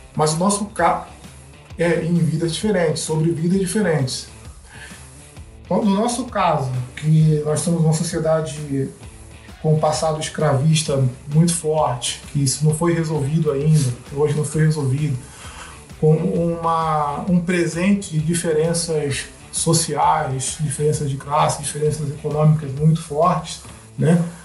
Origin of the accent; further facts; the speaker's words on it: Rio de Janeiro, Brazil; eu cresci no Rio de Janeiro e eu cresci na Zona Oeste, na Zona Oeste do Rio de Janeiro